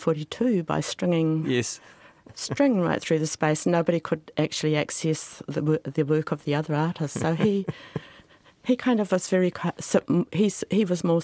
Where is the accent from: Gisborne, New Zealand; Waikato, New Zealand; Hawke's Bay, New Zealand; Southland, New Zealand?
Gisborne, New Zealand; Te Karaka; also born or lived in Rawene; I mainly went through school at Te Karaka, the little town that floods inland from Gisborne.